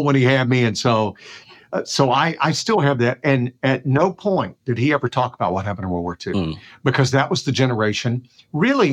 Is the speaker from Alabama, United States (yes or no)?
yes; South Alabama, United States; moved away as an adult; I grew up in South Alabama in the 60s